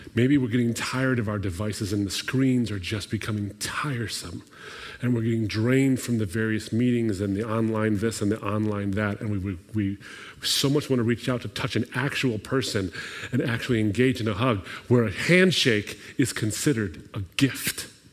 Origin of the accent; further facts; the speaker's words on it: Lebanon; moved away; My people, I'm from Lebanon, I'm from the Middle East.